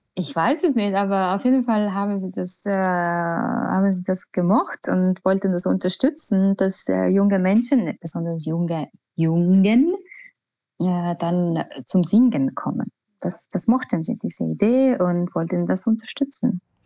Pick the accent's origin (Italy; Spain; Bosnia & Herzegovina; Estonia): Estonia; German is a second language; moved away as an adult; also born or lived in Tallinn / Vienna; now in Hamburg, Germany; ich komme aus Estland